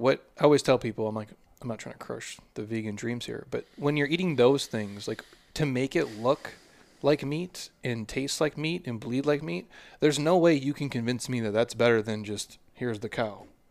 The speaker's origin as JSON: {"language": "English", "region": "Minnesota", "country": "United States", "said": "I'm from Minnesota"}